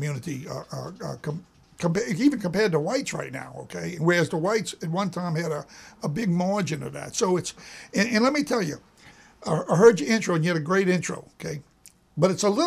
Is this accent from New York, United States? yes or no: no; Louisiana, United States; I'm from Louisiana